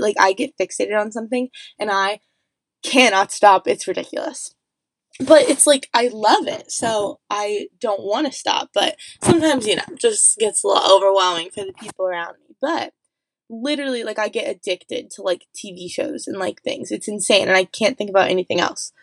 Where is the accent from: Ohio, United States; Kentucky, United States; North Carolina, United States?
Ohio, United States; Columbus; moved away as an adult; also born or lived in New York; now in Pennsylvania, United States; I am from Columbus, Ohio. I grew up in the suburbs